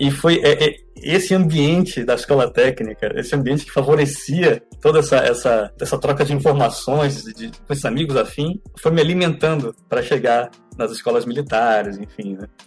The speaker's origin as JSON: {"language": "Portuguese", "town": "Fortaleza", "region": "Ceará", "country": "Brazil", "tie": "born or raised there", "also_born_or_lived": "Serra do Navio, Amapá", "lives_now": "Huntsville, United States", "said": "Eu nasci no Amapá. É, meu pai ele era é, técnico em, em, motores diesel de grande capacidade, numa, numa mina de manganês, no Amapá, bem no centro do, do, do Amapá, na cidade de Serra do Navio. E nós nos mudamos para Fortaleza, eu tinha 9 anos de idade"}